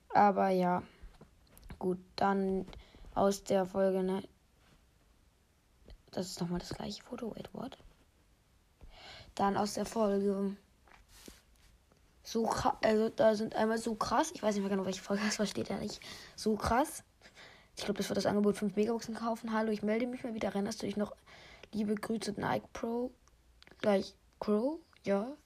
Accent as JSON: {"language": "German", "region": "Lower Saxony", "country": "Germany", "said": "Ich komme aus Deutschland. Ich kann auch Niedersachsen sagen, Bundesland Niedersachsen."}